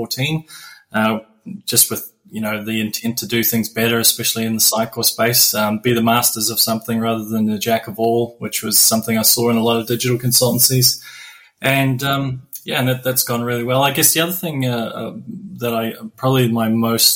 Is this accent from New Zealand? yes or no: yes; New Zealand; moved away as an adult; also born or lived in United Kingdom; now in Australia; I was born in New Zealand and I've lived in the UK and now I'm living in Australia